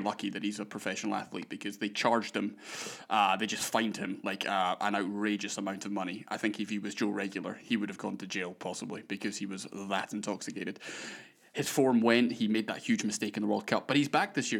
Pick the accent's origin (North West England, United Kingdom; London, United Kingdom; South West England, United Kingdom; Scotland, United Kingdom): Scotland, United Kingdom; accent: Scottish; my ridiculous Scottish accent